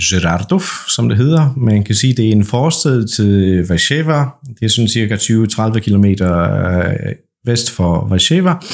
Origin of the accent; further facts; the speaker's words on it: Poland; Danish is a second language; og jeg er jeres vært. Jeg er vaskeægte polak, jeg er født og opvokset i Polen, og jeg bor i Poznan, som ligger halvvejs mellem Warszawa og Berlin.